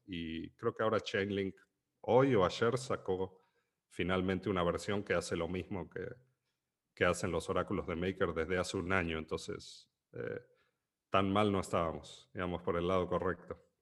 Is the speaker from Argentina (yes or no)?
yes; Argentina; siendo argentino